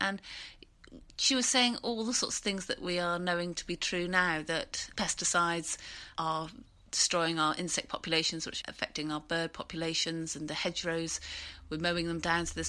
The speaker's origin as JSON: {"language": "English", "town": "Bath", "region": "South West England", "country": "United Kingdom", "tie": "born or raised there", "said": "I used to cycle to school, and I grew up in Bath"}